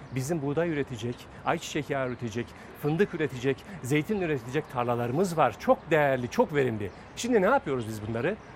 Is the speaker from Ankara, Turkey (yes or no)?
no; Fatsa, Ordu, Turkey; biz bunu Fatsa'da yaşıyoruz.